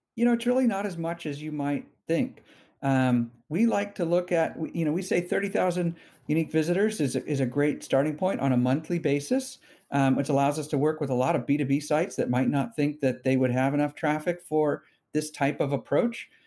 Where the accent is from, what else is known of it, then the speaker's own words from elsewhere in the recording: Bay Area, California, United States; I'm a, uh, you know, somewhat rare Bay Area native, born here and, and grew up here